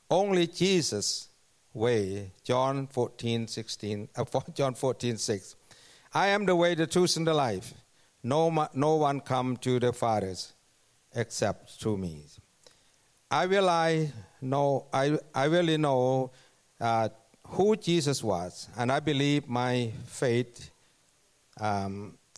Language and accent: English; Thailand; English is a second language; moved away as an adult; now in Canada; I, I come from Thailand and came to Canada 2007 as a worker.